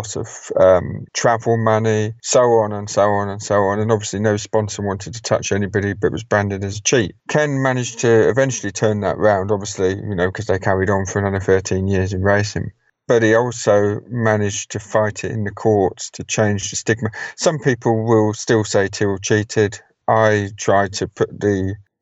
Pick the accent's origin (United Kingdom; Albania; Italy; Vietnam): United Kingdom